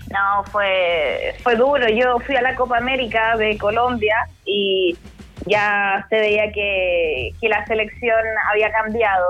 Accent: Chile

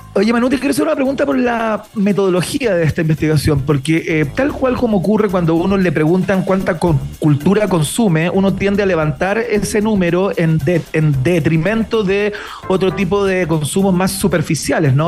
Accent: Chile; soy un chileno

